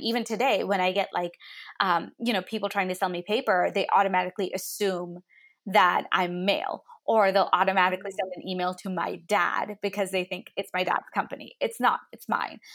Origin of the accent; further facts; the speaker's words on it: United States; also born or lived in India; I was clearly born there, I moved to the States when I was nine